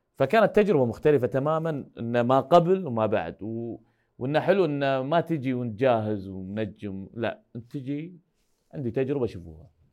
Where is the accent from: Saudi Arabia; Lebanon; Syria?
Saudi Arabia; احنا من السعوديه جايين